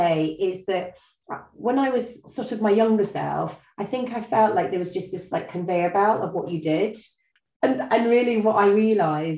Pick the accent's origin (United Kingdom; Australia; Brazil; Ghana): United Kingdom; Scotland; I'm Scottish